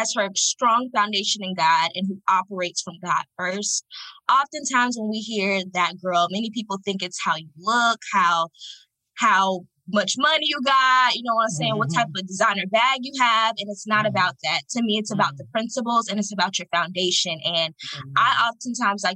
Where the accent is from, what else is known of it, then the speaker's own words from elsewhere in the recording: Fort Lauderdale, Florida, United States; I'm from Fort Lauderdale, Florida